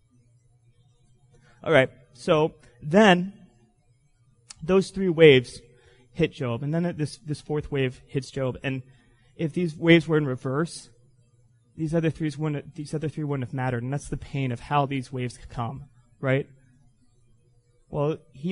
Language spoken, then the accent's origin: English; Florida, United States; I grew up in Florida